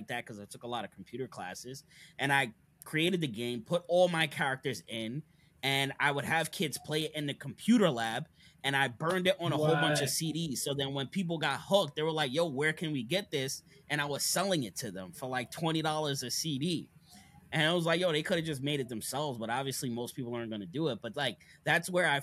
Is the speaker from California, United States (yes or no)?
no; Long Island, New York, United States; moved away as an adult; now in Wilmington, United States; I grew up in Long Island, New York